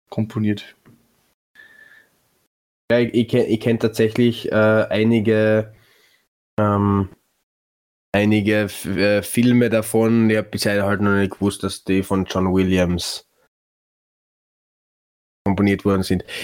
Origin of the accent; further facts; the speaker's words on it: Vienna, Austria; als Wiener kehrt der Neusiedlersee quasi